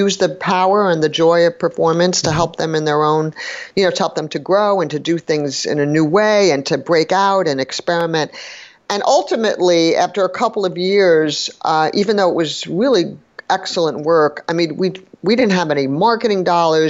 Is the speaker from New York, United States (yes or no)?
yes; New York City, New York, United States; I grew up in New York City